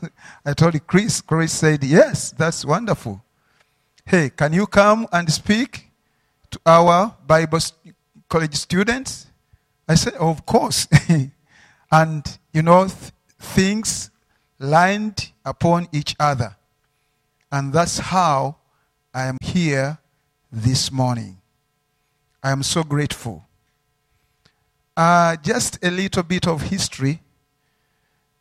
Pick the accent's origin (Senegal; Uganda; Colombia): Uganda; I'm from Uganda